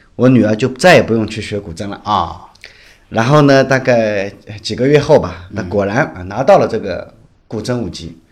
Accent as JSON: {"language": "Chinese", "region": "Shanghai", "country": "China", "tie": "born or raised there", "moved": "as an adult", "lives_now": "Wuhan, China", "said": "我是在武汉嘛，我大多数时间在武汉，但我其实是上海人，上海土生土长的上海人"}